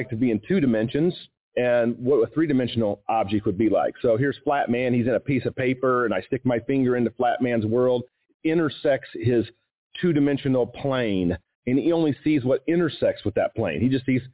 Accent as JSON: {"language": "English", "town": "Kansas City", "country": "United States", "tie": "born or raised there", "said": "I grew up in the Kansas City area"}